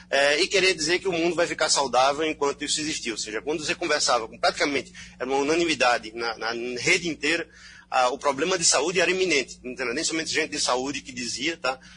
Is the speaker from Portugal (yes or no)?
no; Belgium; now in Brazil; Eu sou belga também, então certo brasileiro e belga.